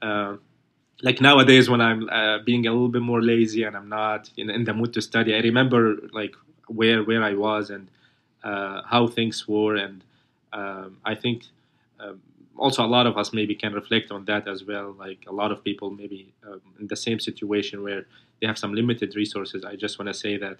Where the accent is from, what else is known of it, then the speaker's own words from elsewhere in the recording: Aleppo, Aleppo Governorate, Syria; English is a second language; moved away as an adult; now in United States; my home country in Syria, especially my city Aleppo